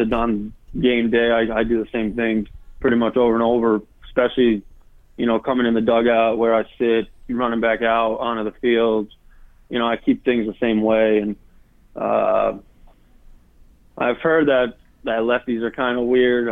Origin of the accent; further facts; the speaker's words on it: Cranston, Rhode Island, United States; that's my hometown